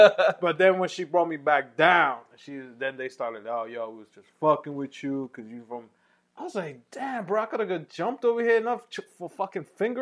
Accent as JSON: {"language": "English", "town": "New York City", "region": "New York", "country": "United States", "said": "I'm from Uptown"}